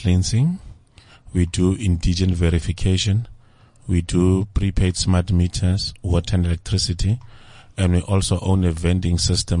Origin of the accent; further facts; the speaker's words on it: Kimberley, Northern Cape, South Africa; moved away; also born or lived in Centurion; I'm originating from Kimberley.